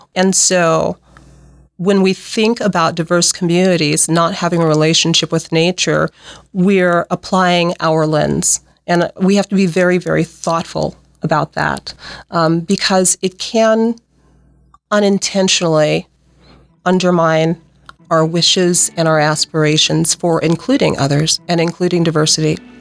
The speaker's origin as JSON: {"language": "English", "region": "Nebraska", "country": "United States", "tie": "born or raised there", "also_born_or_lived": "Pacific Northwest", "said": "I'm from Nebraska."}